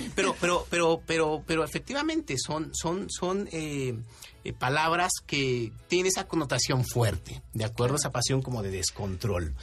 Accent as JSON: {"language": "Spanish", "country": "Mexico", "said": "a muchos de nosotros como mexicanos nos gusta el picante"}